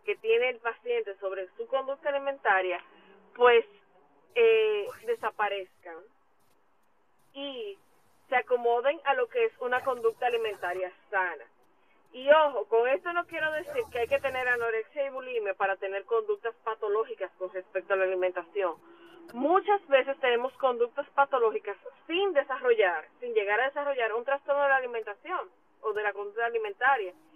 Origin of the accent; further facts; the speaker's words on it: Dominican Republic; como dominicanos